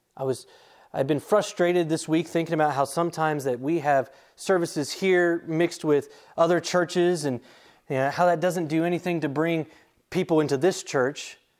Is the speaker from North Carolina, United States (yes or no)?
yes; Charlotte, North Carolina, United States; moved away; me growing up in the Charlotte area